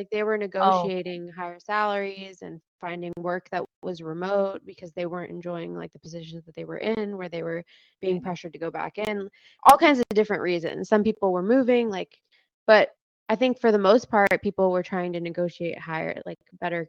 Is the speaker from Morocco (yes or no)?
yes; Morocco; As a fellow Moroccan, I wanted to ask what is the most like life-changing food that you ate growing up in Morocco